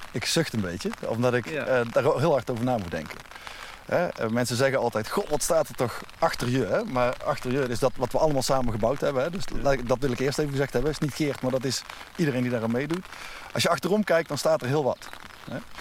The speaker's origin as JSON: {"language": "Dutch", "region": "North Brabant", "country": "Netherlands", "said": "ik ben Brabander"}